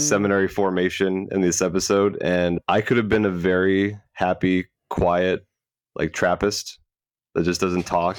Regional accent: Florida, United States; I am a Florida native, was born and raised in the Catholic faith

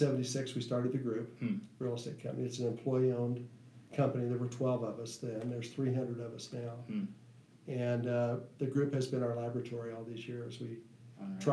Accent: Council Grove, Kansas, United States; moved away as an adult; also born or lived in Germany; I grew up in Kansas, a small town, okay. Council Grove, Kansas

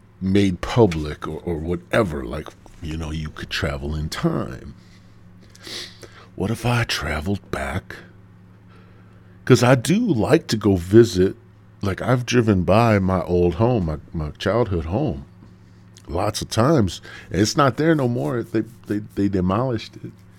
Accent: Midwest, United States; I'm from the Midwest

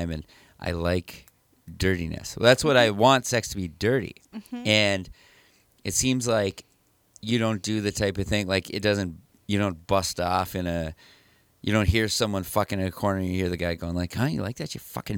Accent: Detroit Lakes, Minnesota, United States; I'm from Detroit Lakes

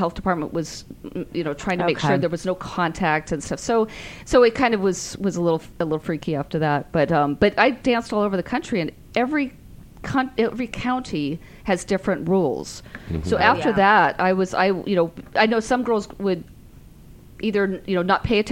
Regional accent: San Francisco, California, United States; I'm from San Francisco

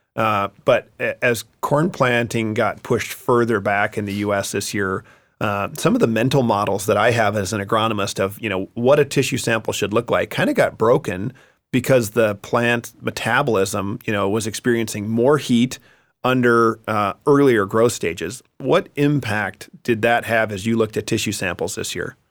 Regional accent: Wisconsin, United States; I'm going to go Wisconsin, my home state

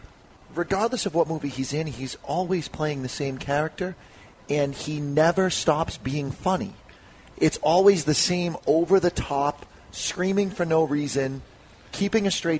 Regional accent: Haverhill, Massachusetts, United States; I grew up in Haverhill. I was poor.

